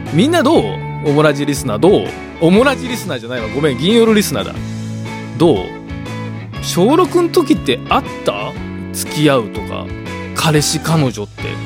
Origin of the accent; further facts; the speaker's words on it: Osaka, Japan; 僕らの地元小学生あるある